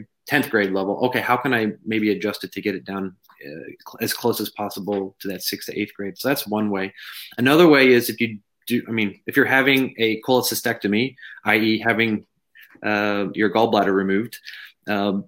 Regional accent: Texas, United States; I'm from Texas

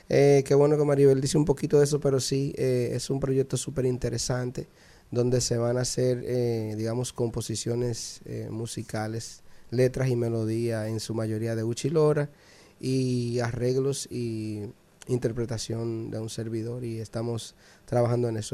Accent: San Cristóbal, Dominican Republic; mi pueblo San Cristóbal

